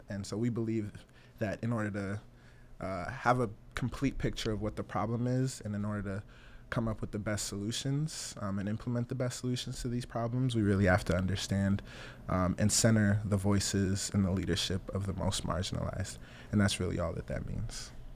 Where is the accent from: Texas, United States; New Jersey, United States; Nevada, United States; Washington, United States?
Nevada, United States; Las Vegas; also born or lived in Togo; I was born in Togo, small country in West Africa, directly to the east of Ghana. Uh, came here with my mom. My mom was a political refugee uh, in '96. I was four years old. Um, grew up in Las Vegas.